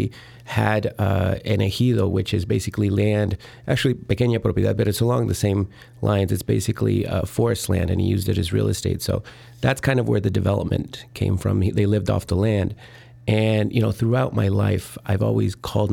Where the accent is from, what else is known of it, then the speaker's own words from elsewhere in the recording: northern Indiana, United States; also born or lived in Mexico / Miami, Florida / Rome, Italy; now in Chicago, United States; I was born in Mexico, raised in northern Indiana. I went to college in Miami, Florida, and then Rome, Italy. And I've been here in Chicago for 14 years